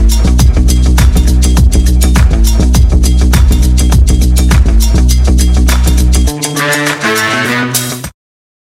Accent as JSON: {"language": "English", "region": "North Carolina", "country": "United States", "moved": "as an adult", "lives_now": "South Georgia, United States", "said": "We're all from North Carolina. Now living in South Georgia"}